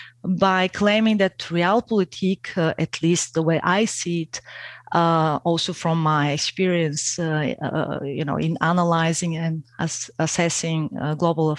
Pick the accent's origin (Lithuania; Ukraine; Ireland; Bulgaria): Bulgaria; moved away as an adult; now in Austria; I am originally from Bulgaria